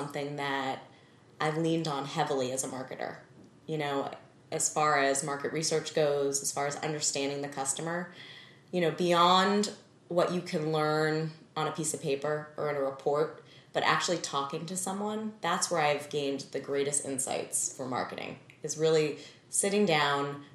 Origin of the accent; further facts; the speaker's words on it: Needham, Massachusetts, United States; I was raised in Needham, Massachusetts, suburb of Boston, as an only child